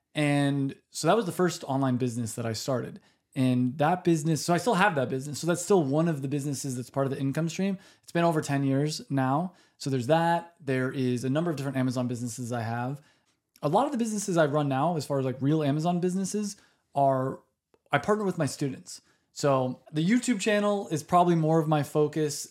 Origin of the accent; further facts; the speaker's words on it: United States; I'm American